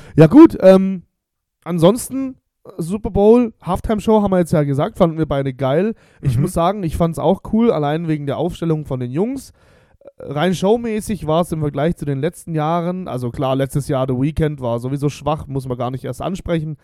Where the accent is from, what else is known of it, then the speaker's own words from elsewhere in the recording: Bosnia & Herzegovina; now in Germany; mein Heimatland Bosnien.